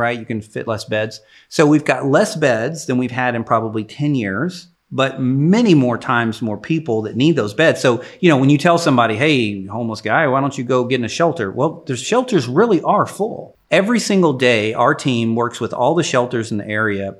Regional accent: Jacksonville, Texas, United States; I grew up in East Texas, so I'm an East Texas kid. Uh, Jacksonville is where I graduated high school

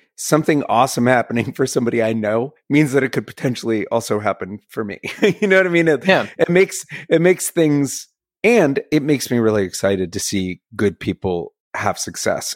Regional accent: Bethesda, Maryland, United States; I grew up in Bethesda, Maryland, which is a nice little like, you know, I literally backs right up to DC

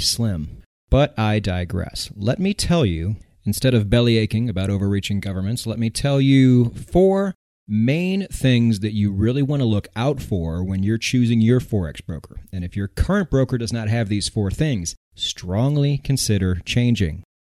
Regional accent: United States; I'm American.

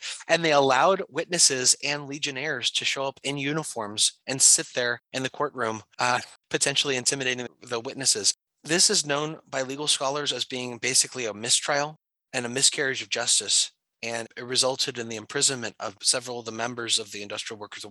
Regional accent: San Francisco, California, United States; now in Washington, United States; I grew up in San Francisco, which is quote unquote a union town

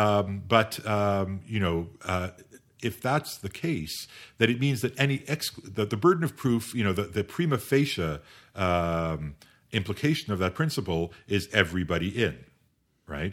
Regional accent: Canada; also born or lived in United Kingdom / France; as a Canadian

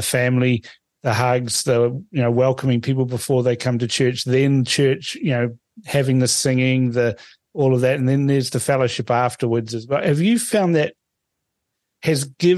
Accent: Suva, Central Division, Fiji; now in New Zealand; I was born in Fiji, and and I go back to Fiji, and I usually just go to Suva because that's where I was born

